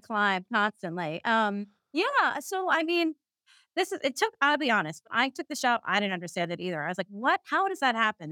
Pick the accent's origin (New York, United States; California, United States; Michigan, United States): New York, United States; New York City; I'm a Queens girl, I'm from Queens, New York, that's where I'm, I'm calling in from right now